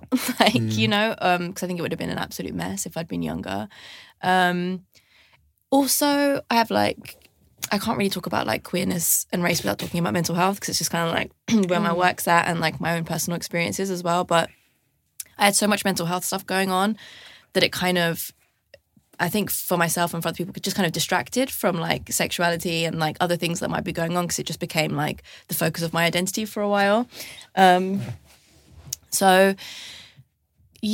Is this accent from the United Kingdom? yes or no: yes; London, United Kingdom; I grew up in London